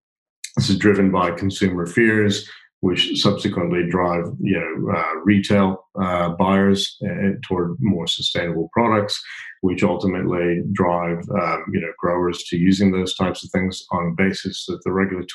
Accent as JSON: {"language": "English", "town": "Kansas City", "region": "Missouri", "country": "United States", "tie": "born or raised there", "said": "Yeah, no, I grew up in Kansas City."}